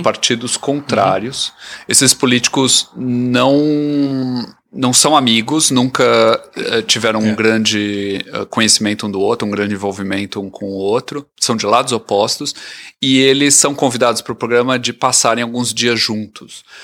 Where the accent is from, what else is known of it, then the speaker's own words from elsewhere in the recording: Brazil; now in Canada; a gente que nasceu no Brasil